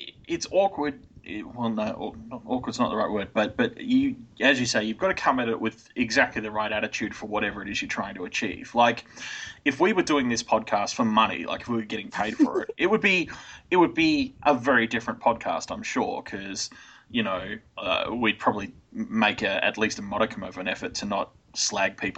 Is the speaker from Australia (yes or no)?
yes; Australia